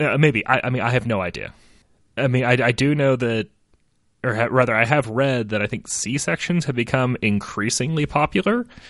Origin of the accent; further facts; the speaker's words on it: United States; I'm American